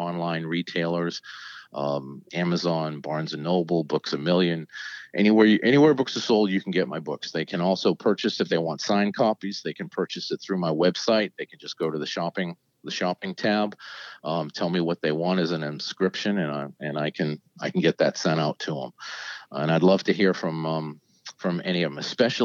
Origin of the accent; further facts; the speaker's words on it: New England, United States; moved away as an adult; now in Virginia, United States; I grew up in New England. I moved to Virginia after I graduated from pharmacy school.